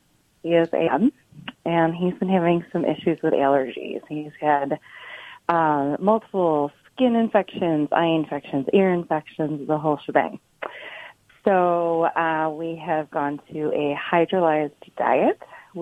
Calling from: Buffalo, New York, United States; I am calling from Buffalo, New York.

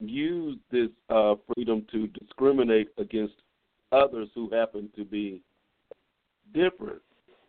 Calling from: Midland, Texas, United States; I'm calling from Midland, Texas.

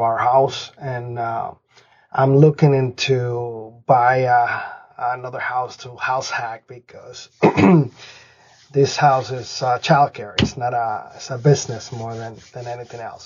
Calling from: Springfield, Massachusetts, United States; I'm calling from Springfield, Massachusetts

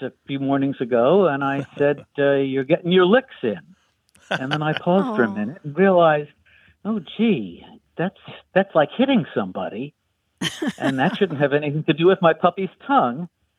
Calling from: Camden, Maine, United States; Camden, Maine.

